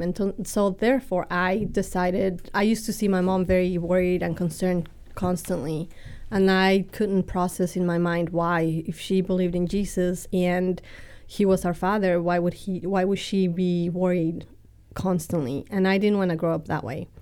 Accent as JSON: {"language": "English", "region": "Mexico City", "country": "Mexico", "tie": "born or raised there", "also_born_or_lived": "Texas", "accent": "Texan and British and Mexican", "moved": "yes", "lives_now": "United States", "said": "I'm orig-, originally from Mexico City. I grew up, uh, going to a bilingual school down there"}